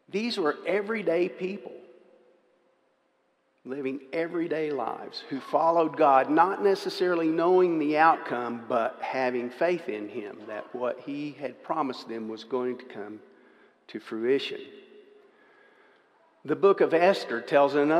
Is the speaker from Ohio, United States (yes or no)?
no; Dallas, Texas, United States; I was raised in Dallas, Texas